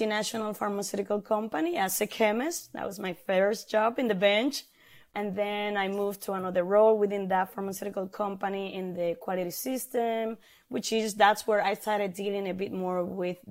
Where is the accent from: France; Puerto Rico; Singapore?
Puerto Rico; moved away as an adult; now in Florida, United States; I was born in Puerto Rico, and growing up in the island